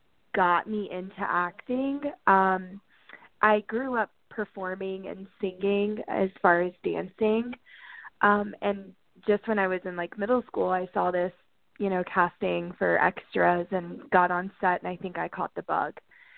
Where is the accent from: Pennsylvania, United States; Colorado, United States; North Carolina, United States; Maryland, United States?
North Carolina, United States; I'm currently in Tennessee, but I'm from North Carolina.